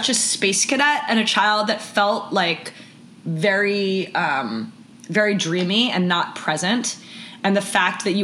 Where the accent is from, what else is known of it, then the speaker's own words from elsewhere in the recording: New York, United States; I grew up on the Upper East Side of New York